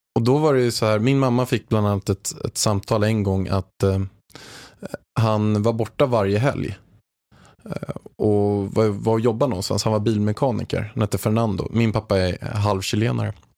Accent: Haninge, Stockholm County, Sweden; jag är uppväxt i Haninge i grunden, en, en förort utanför Stockholm

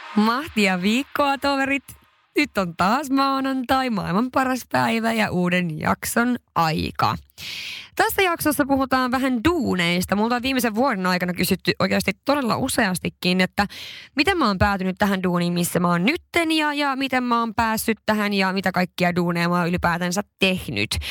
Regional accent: Sweden; also born or lived in Levi, Finland; now in Helsinki, Finland; mä olin Ruotsista kotoisin

